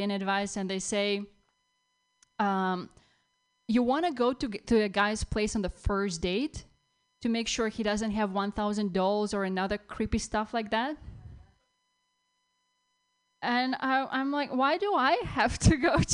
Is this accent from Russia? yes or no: yes; Russia; moved away as an adult; now in United States; I'm from Russia.